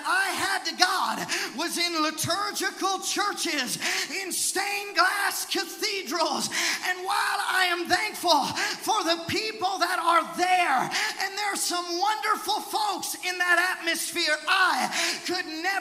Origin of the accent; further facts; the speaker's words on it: Seattle, Washington, United States; I was raised in Seattle, Washington